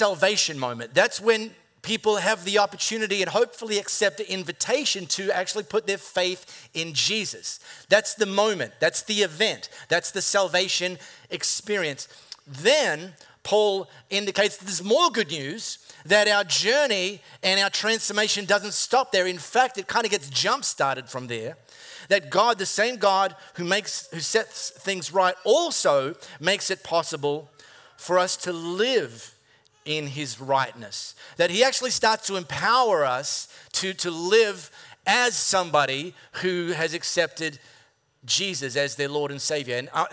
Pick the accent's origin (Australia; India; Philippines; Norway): Australia; High Wycombe, Western Australia; growing up in High Wycombe Primary School